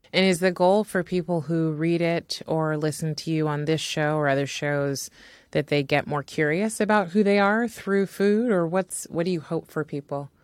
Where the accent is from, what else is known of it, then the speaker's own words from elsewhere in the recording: California, United States; as an American-born and Californian on top of that, California is such a hodgepodge of food, you know, and so I grew up eating all sorts of food.